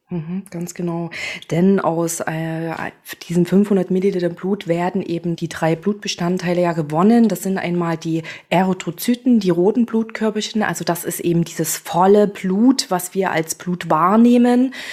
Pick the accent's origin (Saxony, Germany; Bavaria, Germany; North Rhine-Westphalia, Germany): Saxony, Germany; Chemnitz; moved away as an adult; now in Berlin, Germany; ich bin gebürtige Chemnitzerin, komme aus Sachsen und arbeite jetzt in Berlin